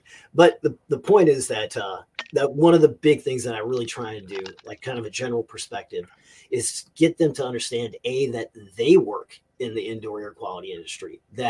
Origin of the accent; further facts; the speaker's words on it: the South, United States; I need air conditioning because I'm from the South.